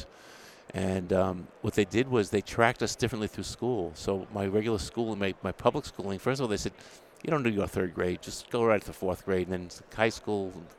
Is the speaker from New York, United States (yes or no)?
yes; New York City, New York, United States; also born or lived in Brooklyn, New York; Grew up in Queens, New York